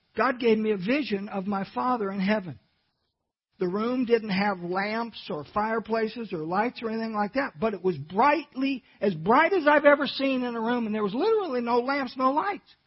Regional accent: California, United States; I was born in California

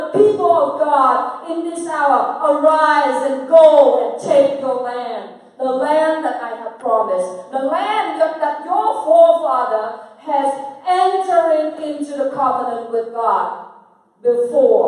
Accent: Vietnam; I'm come from Vietnam.

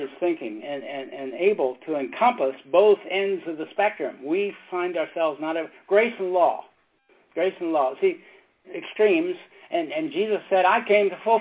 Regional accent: Maryland, United States; It was in my hometown. Back in Maryland

